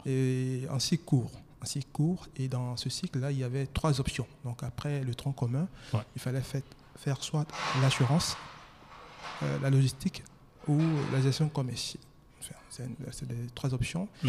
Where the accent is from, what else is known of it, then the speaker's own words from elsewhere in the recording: Daoukro, Côte d’Ivoire; Je suis marié, ivoirien, hmm. natif de Daokro.